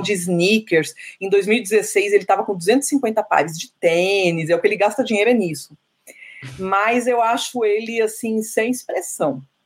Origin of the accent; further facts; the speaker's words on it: Salvador, Bahia, Brazil; also born or lived in São Paulo; apesar de eu ser paulista, eu me identifico mais como soteropolitana, minha construção toda emocional e tudo, a pessoa que eu sou é de Salvador